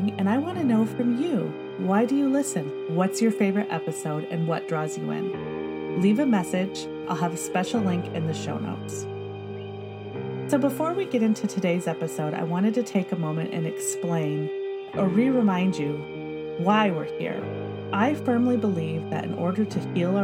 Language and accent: English; Michigan, United States; now in Pacific Northwest, United States; growing up in Michigan